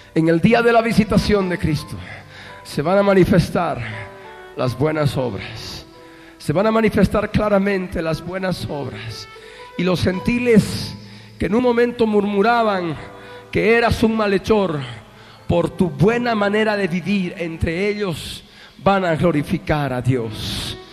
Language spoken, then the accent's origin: Spanish; Bolivia; Somos bolivianos